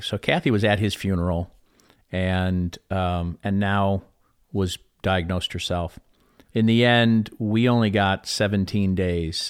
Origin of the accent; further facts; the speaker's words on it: Chicago, Illinois, United States; I come from Chicago